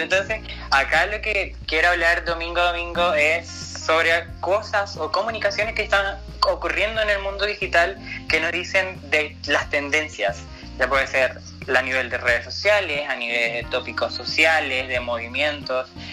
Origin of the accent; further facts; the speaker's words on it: Venezuela; moved away as an adult; now in Chile; yo estoy de Venezuela